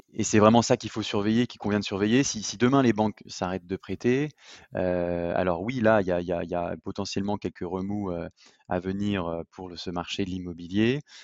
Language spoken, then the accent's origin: French; Lyon, Auvergne-Rhône-Alpes, France; je suis lyonnais